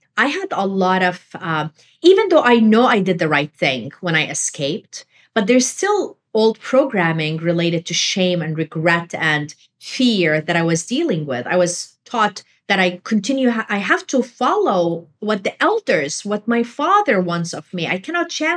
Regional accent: Jordan; moved away; I was raised in Jordan

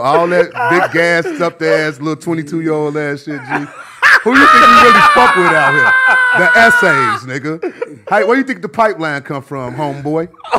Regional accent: Chicago, Illinois, United States; I'm from Chicago

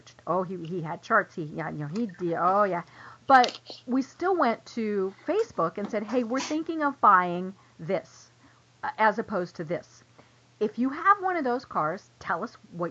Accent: Denver, Colorado, United States; moved away as an adult; now in Atlanta, United States; we're originally from Denver. We live in Atlanta now

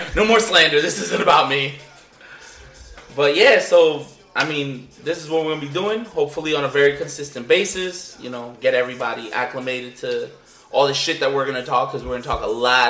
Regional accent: Linden, United States; we're all family here, so we're all from Linden, you know?

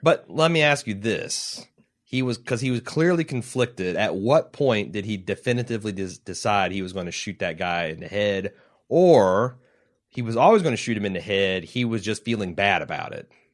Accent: Indiana, United States; I'm from Indiana.

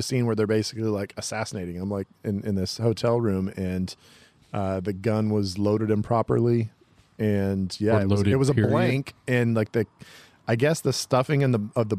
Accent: Oakdale, United States; I'm from Oakdale.

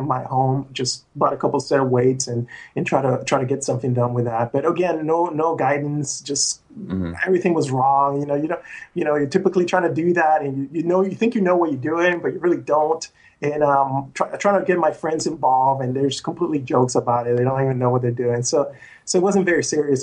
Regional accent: Puerto Rico; now in United States; I was from Puerto Rico

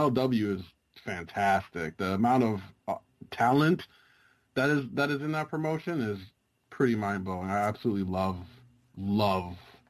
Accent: New York City, New York, United States; I am from New York City.

